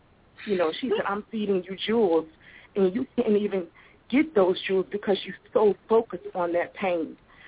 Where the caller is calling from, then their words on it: Richmond, Virginia, United States; Richmond, Virginia.